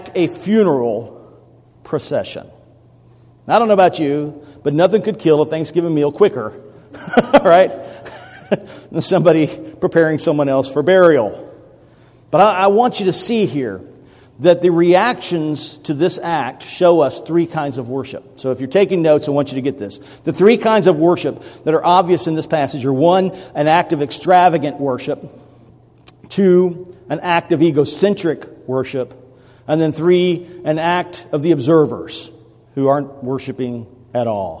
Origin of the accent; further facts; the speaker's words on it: Millington, Tennessee, United States; My hometown is Millington, Tennessee